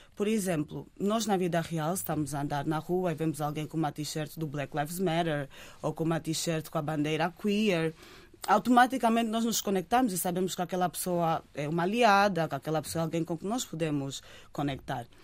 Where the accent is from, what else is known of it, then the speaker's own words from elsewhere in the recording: Lisbon, Portugal; Eu cresci em Lisboa